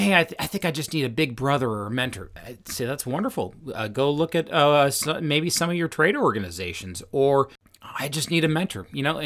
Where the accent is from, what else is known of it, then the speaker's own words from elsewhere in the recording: Washington, United States; I grew up just outside of Seattle, and I've mentioned a few times, I'm just wired to be a challenger.